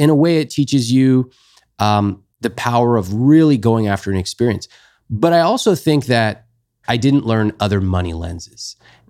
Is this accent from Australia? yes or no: no; California, United States; They both came to the US. And I grew up basically in California.